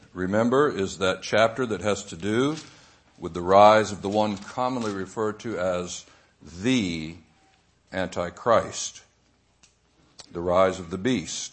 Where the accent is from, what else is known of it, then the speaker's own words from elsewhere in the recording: the South, United States; I was raised in the South, sent to Sunday school as a young kid